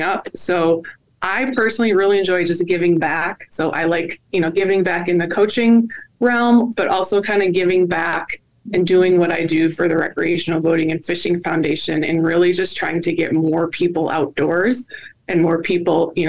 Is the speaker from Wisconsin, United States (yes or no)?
yes; Wisconsin, United States; I grew up in the Midwest. I actually grew up in Wisconsin